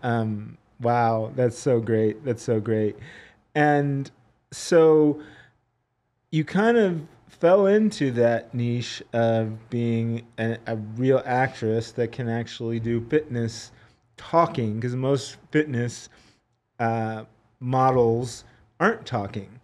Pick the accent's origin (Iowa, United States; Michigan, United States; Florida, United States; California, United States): California, United States; San Diego, California, my home state